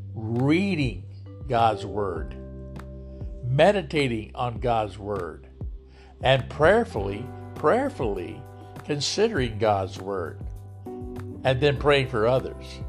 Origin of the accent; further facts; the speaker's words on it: Lodi, United States; here in my hometown of Lodi